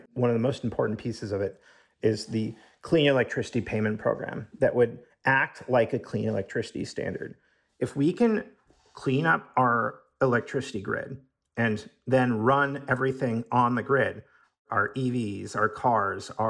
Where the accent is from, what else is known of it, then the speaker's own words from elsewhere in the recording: Seattle, Washington, United States; I'm from Seattle